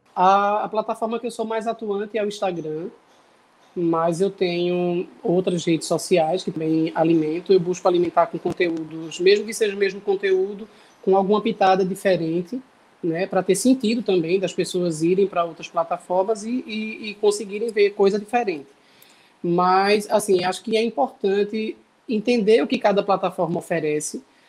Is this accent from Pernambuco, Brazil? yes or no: yes; Bezerros, Pernambuco, Brazil; moved away as an adult; now in Recife, Brazil; sou cantor, compositor do Agreste de Pernambuco, sou da cidade de Bezerros